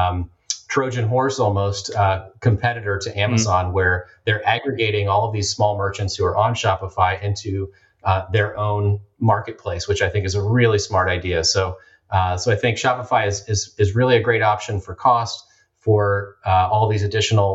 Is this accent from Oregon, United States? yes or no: yes; Portland, Oregon, United States; my hometown of Portland, Oregon